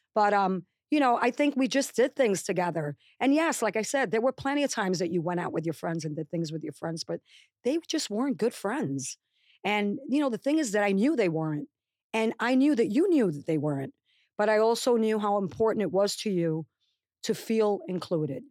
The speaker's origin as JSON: {"language": "English", "region": "New York", "country": "United States", "also_born_or_lived": "Puerto Rico", "moved": "as an adult", "lives_now": "New Jersey, United States", "said": "I came from the South Bronx, from, you know, the Bronx, Manhattan, New York"}